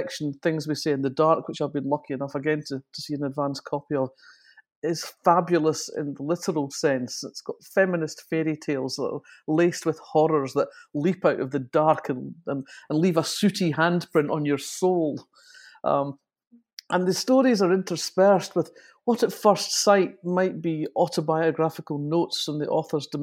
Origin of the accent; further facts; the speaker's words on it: Fife, Scotland, United Kingdom; I come from Fife up in Scotland